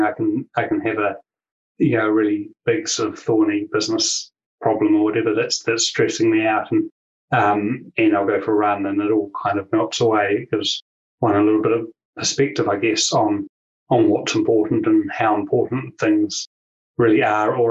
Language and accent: English; New Zealand; as people will know, will sense from my accent, I'm from New Zealand and I'm down here in New Zealand